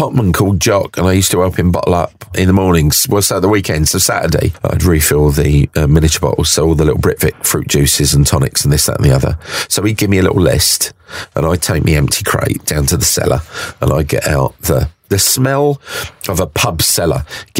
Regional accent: Aldgate, London, United Kingdom; after I was born, I was actually in Aldgate. So if you look at that in terms of linear development, my hometown is the A13.

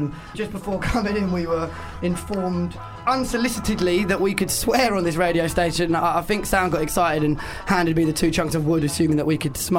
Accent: Sidcup, London, United Kingdom; also born or lived in Kent; This voice belongs to … I was born in Sidcup 25 years ago, and I've lived in Kent forever.

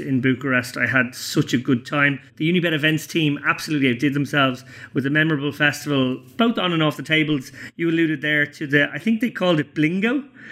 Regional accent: Ireland; as an Irish person

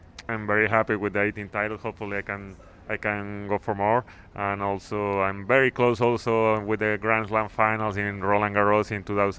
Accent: Mexico; I'm from Mexico

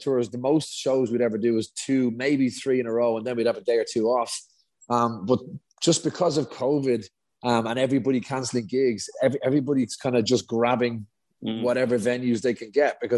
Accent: Dublin, Leinster, Ireland; we're both from Dublin

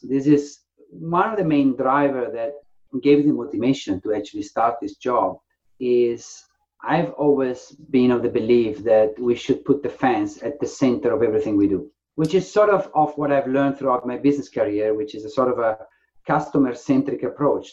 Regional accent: Faenza, Emilia-Romagna, Italy; also born or lived in Ravenna; now in England, United Kingdom; My grandfather was the founder of the tennis club in my hometown, in Faenza, a very small town. So I grew up in a house full of tennis rackets

